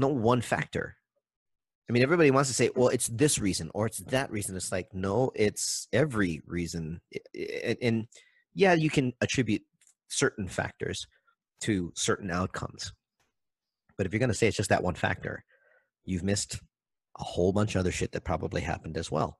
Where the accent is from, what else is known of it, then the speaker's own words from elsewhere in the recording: Maui, Hawaii, United States; I'm from Maui, so from Lahaina all the way out to Kapalua